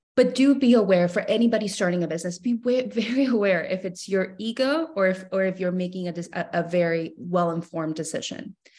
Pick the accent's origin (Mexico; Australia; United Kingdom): Mexico; moved away; I was born and raised in Mexico, so I grew up loving chamoy my entire life